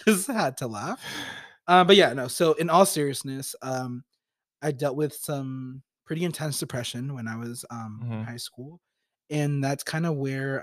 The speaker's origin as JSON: {"language": "English", "town": "Hayward", "region": "California", "country": "United States", "tie": "born or raised there", "also_born_or_lived": "Stockton, California / Sacramento, California", "said": "I was born in Hayward, and I lived there for about 12 years. And then I, in middle school, I moved"}